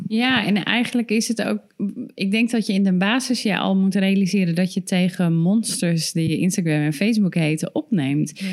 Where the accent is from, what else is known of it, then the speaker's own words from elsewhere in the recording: Ermelo, Gelderland, Netherlands; ik kom uit Ermelo, mijn ouders uit Nunspeet